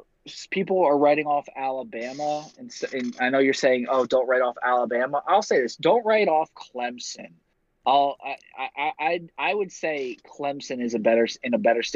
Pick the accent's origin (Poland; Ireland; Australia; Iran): Ireland; now in Ohio, United States; As an Irish man, living in Ohio, I hate Notre Dame with everything.